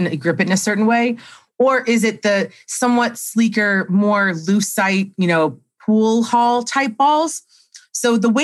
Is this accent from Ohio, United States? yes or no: yes; Cleveland, Ohio, United States; when I was in middle school, growing up in Cleveland